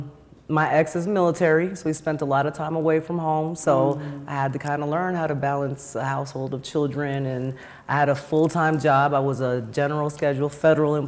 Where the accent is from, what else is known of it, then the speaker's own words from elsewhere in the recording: New York, United States; moved away; I'm from New York